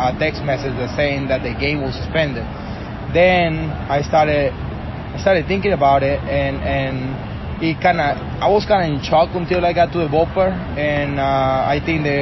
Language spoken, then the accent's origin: English; Venezuela; English is a second language; moved away; I'm from Venezuela